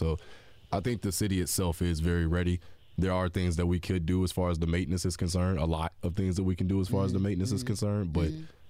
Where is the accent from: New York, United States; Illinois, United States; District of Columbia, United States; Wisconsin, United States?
Illinois, United States; Chicago; now in Indianapolis, United States; I'm from Chicago.